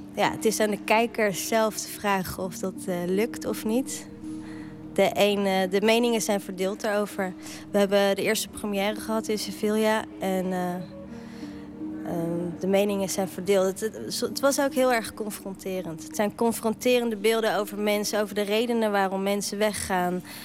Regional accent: The Hague, South Holland, Netherlands; accent: Haags; ik ben natuurlijk gewoon geboren en getogen in Den Haag en dat hoor je ook wel

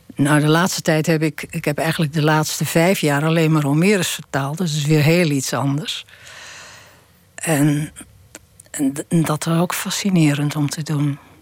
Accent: Texel, North Holland, Netherlands; moved away; ik leefde in de oorlog. Ik kom van Tessel

